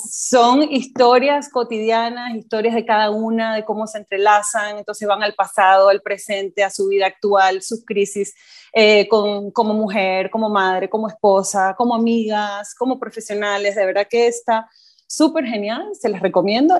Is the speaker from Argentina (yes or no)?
no; Venezuela; moved away as an adult; now in Costa Rica; soy nacida en Venezuela, eh, pero tengo ya casi 10 años en Costa Rica